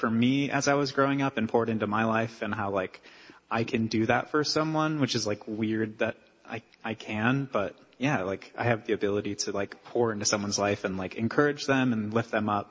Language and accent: English; Milford, Michigan, United States; I'm from Milford, Michigan.